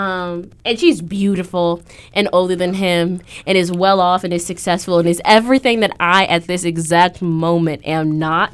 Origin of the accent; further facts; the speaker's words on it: Aurora, Illinois, United States; moved away; I'm from Aurora, Illinois